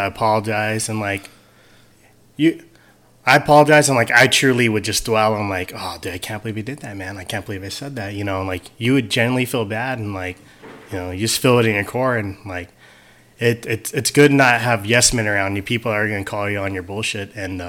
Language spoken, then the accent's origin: English; United States; Hell yeah, man. Being American and having a good dad.